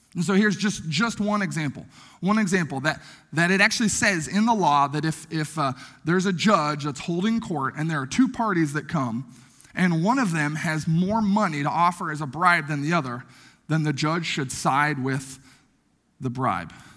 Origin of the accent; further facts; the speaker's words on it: Logan, Iowa, United States; moved away; my hometown of Logan, Iowa